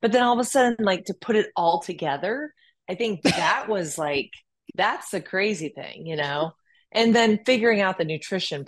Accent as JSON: {"language": "English", "region": "Midwest", "country": "United States", "tie": "born or raised there", "said": "growing up in the Midwest with an older brother"}